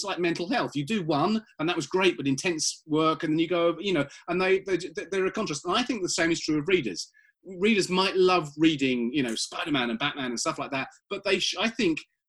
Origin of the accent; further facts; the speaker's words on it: United Kingdom; I'm British